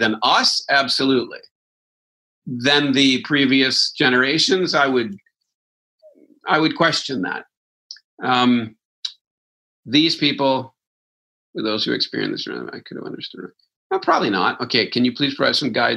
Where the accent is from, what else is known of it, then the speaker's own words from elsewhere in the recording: Wisconsin, United States; I'm from Wisconsin